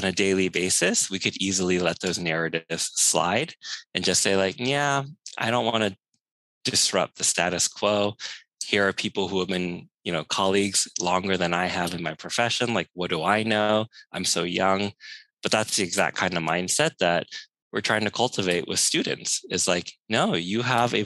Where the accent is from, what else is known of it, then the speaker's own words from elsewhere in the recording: San Francisco, California, United States; growing up in San Francisco's Chinatown